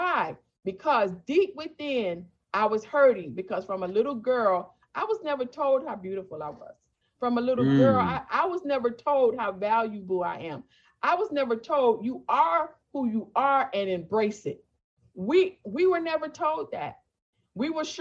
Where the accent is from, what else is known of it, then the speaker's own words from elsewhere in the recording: Miami, Florida, United States; also born or lived in Fort Lauderdale, Florida / West Palm Beach, Florida / Riviera Beach, Florida; I am a 100% Floridian. I've never seen snow. I was born in Fort Lauderdale. We moved to West Palm Beach, Riviera. And when I was about 8 or 9, when I was about 9, we moved to Miami.